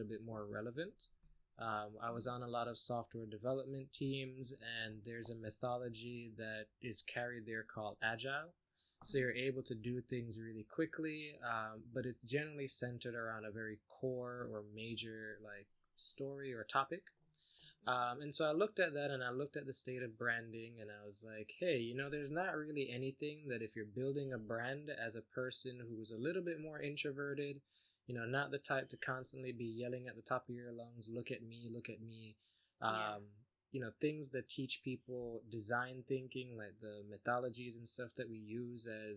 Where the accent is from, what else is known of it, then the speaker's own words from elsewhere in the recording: South Florida, United States; also born or lived in Jamaica; I left Jamaica when I was about 2. Grew up in South Florida.